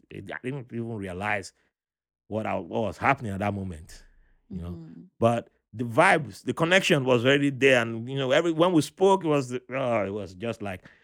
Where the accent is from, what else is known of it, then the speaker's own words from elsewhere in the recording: Panama; I'm from Panama. I, mean, I was born in Panama.